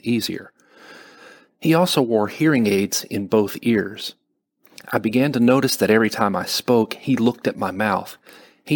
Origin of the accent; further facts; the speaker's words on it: Alabama, United States; accent: Southern; I am from Alabama. And because of that, I do one accent really well. It's that Southern accent